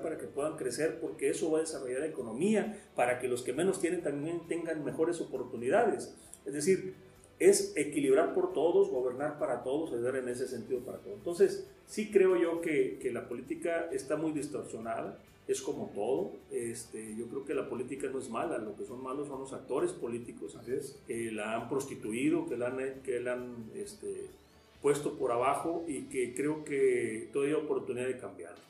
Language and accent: Spanish; Mexico; nosotros como ciudadanos, como mexicanos